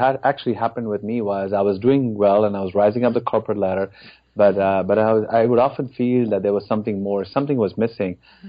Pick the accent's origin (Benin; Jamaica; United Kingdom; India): India; moved away as an adult; now in Dallas, United States; I grew up in India. In fact, spent most of my life in that country. So I moved to America in February of 2001.